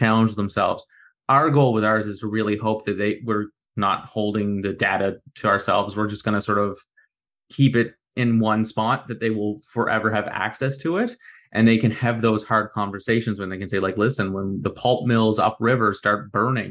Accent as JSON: {"language": "English", "town": "Dartmouth", "region": "Nova Scotia", "country": "Canada", "tie": "born or raised there", "said": "I grew up in Dartmouth"}